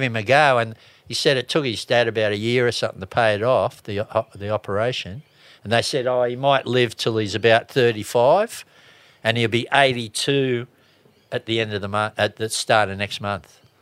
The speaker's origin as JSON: {"language": "English", "town": "Sydney", "region": "New South Wales", "country": "Australia", "also_born_or_lived": "Kauai / California", "moved": "yes", "said": "originally I come from Bondi"}